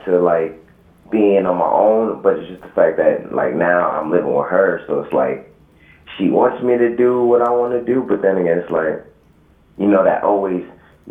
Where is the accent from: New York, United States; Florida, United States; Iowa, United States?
New York, United States; New York.